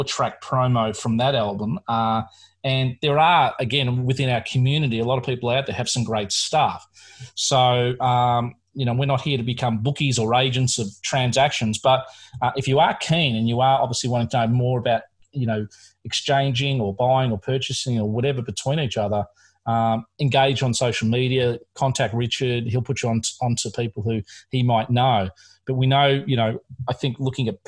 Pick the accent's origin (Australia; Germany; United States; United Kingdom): Australia; Melbourne, Victoria; I am from Melbourne, Australia